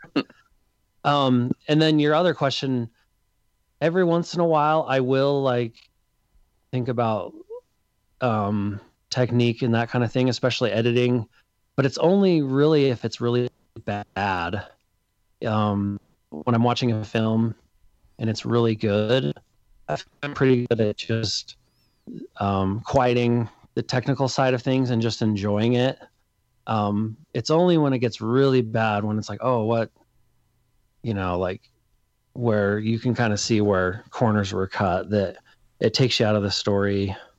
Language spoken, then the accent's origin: English; Salt Lake City, Utah, United States; I'm from Salt Lake City